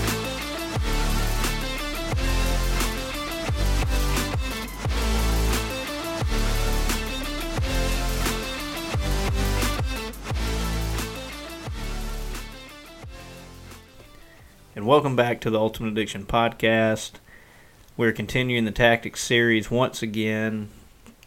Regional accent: the Delta, United States; I'm from the Delta, and I hunt in the Delta

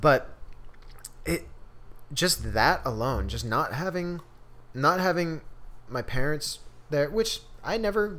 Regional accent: San Diego, California, United States; moved away as an adult; now in Chico, United States; growing up in San Diego

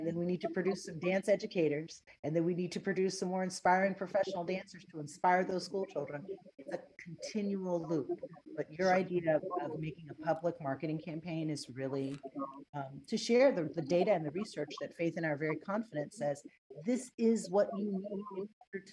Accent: Bahamas; I grew up in the Bahamas.

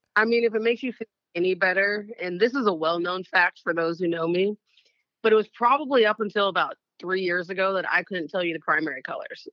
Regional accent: Oakland, California, United States; I grew up in the Bay Area

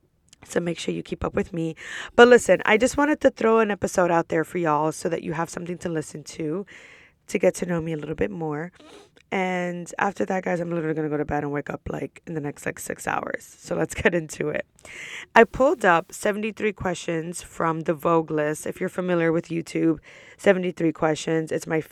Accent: New York, United States; I'm from New York. I'm 29 years old, currently a student at Rollins College.

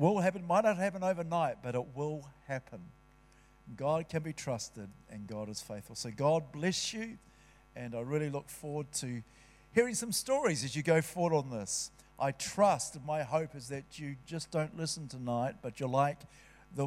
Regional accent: Palmerston North, Manawatū-Whanganui, New Zealand; When I was growing up in Palmerston North

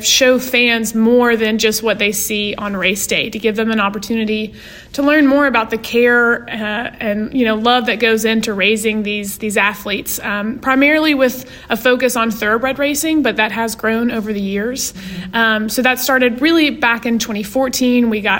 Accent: Frankfort, Kentucky, United States; I am originally from Kentucky. I'm from Frankfort, Kentucky, and a very passionate Kentuckian

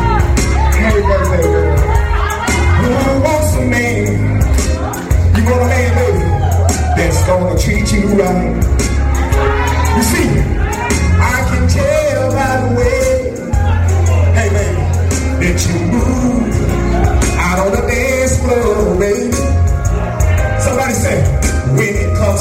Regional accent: Texas, Mississippi, United States; I'm from Texas, Mississippi

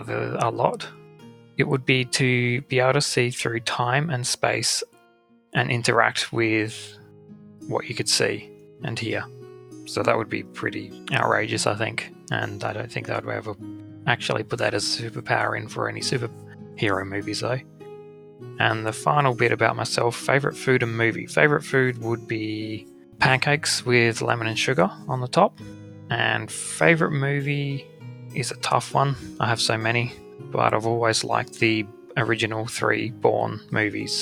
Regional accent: Australia; I'm Australian and living in Australia. Have been here my whole life

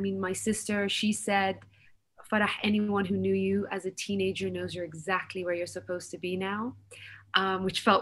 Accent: United Kingdom; I was born, raised, educated in the UK.

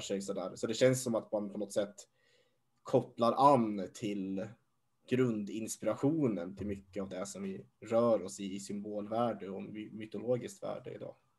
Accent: Hassela, Gävleborg County, Sweden; jag är ju uppvuxen i Hassela. Det är en liten, liten by längst norrut i Hälsingland

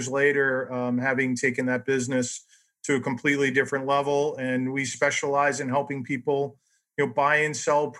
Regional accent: New York, United States; now in Chicago, United States; I'm not originally from here. I'm originally from New York.

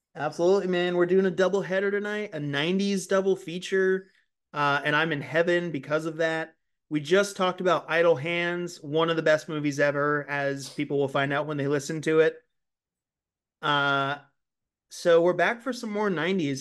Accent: California, United States; moved away; this is something that I grew up doing in California, too

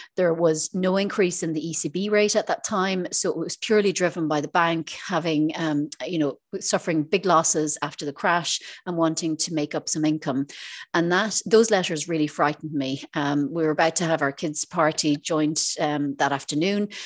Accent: Ireland; moved away as an adult; now in Isle of Man; I'm originally from Ireland, um, but I'm living in the Isle of Man for the last six years

